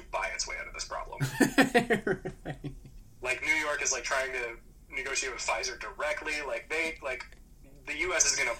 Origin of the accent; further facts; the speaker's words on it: Alberta, Canada; born there; Yeah, I was born in Alberta, which I don't know if you know what Alberta is in Canada. Alberta is like our Texas.